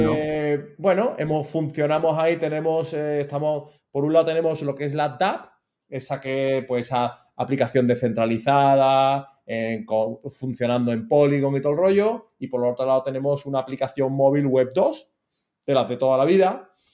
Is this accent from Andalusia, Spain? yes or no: yes; Seville, Andalusia, Spain; now in Málaga, Spain; yo soy malagueño adoptado, pero que yo soy sevillano